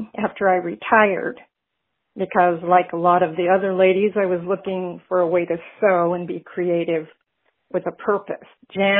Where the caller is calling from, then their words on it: Mesa, Arizona, United States; I'm calling from Mesa, Arizona.